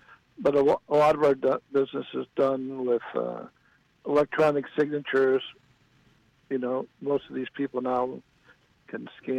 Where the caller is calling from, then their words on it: St. Clair Shores, Michigan, United States; St. Clair Shores, Michigan.